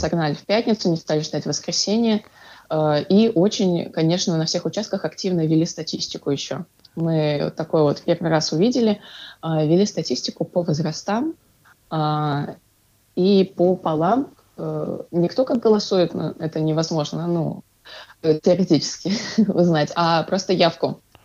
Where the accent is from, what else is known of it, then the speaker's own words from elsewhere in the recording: Ufa, Bashkortostan, Russia; я из Уфы